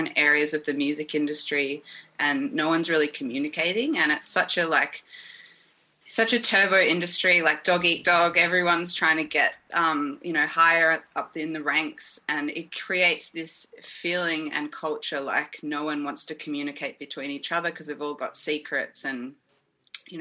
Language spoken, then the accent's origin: English; Melbourne, Victoria, Australia; I'm a musician from Melbourne. I've always been here, probably always will.